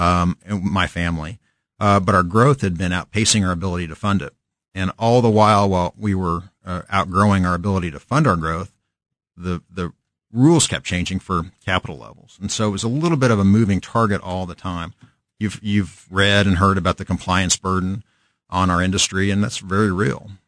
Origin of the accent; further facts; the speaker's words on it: Kansas City, Kansas, United States; also born or lived in Lawrence, Kansas; born and raised in Kan-, we're born in Lawrence, raised in Kansas City, Shawnee Michnice grad